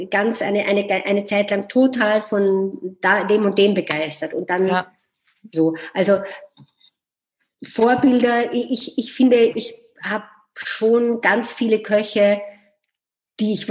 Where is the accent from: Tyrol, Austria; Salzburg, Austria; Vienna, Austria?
Vienna, Austria; bin ich am Naschmarkt aufgewachsen. Das ist ein großer Markt in Wien, der inzwischen sehr touristisch geworden ist